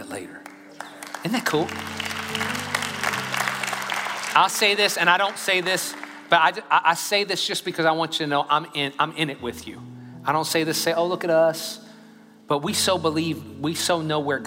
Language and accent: English; Louisiana, United States; now in Katy, United States; I'm from Louisiana, by the way, okay? Just in Texas now.